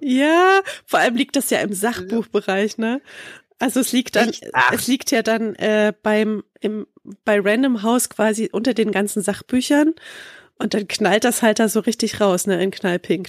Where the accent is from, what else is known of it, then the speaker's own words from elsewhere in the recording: Leipzig, Saxony, Germany; ich komme ja in Leip aus Leipzig